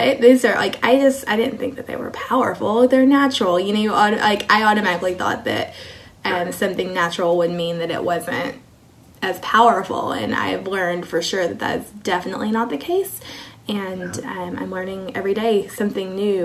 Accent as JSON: {"language": "English", "town": "Kilgore", "region": "Texas", "country": "United States", "tie": "born or raised there", "also_born_or_lived": "Germany / Georgia / Hawaii / South Korea", "moved": "as an adult", "lives_now": "Nebraska, United States", "said": "I grew up in Kilgore, Texas, which is a small town in East Texas. Lived there my entire life until I met my Army husband"}